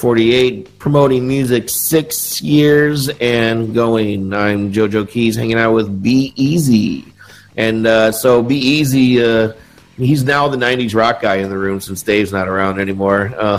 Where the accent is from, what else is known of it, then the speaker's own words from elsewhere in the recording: Indiana, United States; moved away as an adult; now in Rochester, United States; I grew up in Indiana.